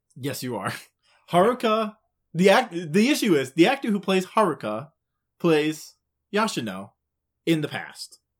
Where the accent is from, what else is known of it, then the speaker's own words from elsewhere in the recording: Midwest, United States; we're Midwest, so, like, even if we did say it right, it would still sound wrong.